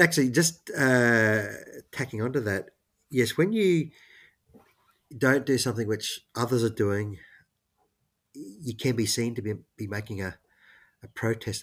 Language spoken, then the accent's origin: English; Queensland, Australia; I'm from Queensland